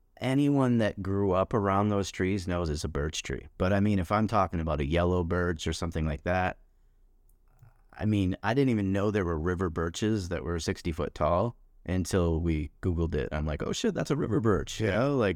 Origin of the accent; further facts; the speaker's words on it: Michigan, United States; I grew up in Michigan around those trees